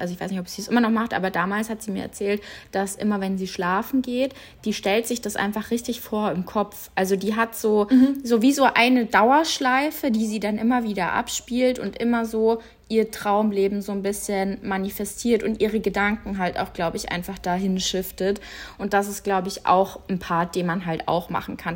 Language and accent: German; Munich, Bavaria, Germany; bei uns in München, wo ich aufgewachsen bin, gab es einen Reitstall